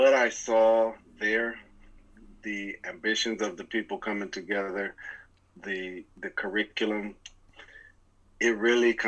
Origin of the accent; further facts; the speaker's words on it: Seattle, Washington, United States; moved away as an adult; also born or lived in Atlanta, Georgia; I'm originally from Seattle, Washington, which is a city in the northwest region of the United States, Washington State, not Washington, D.C.